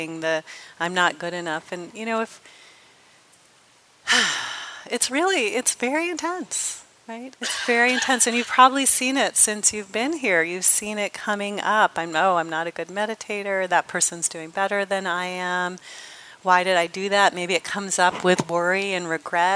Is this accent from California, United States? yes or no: yes; Los Angeles, California, United States; I'm from Los Angeles, which I am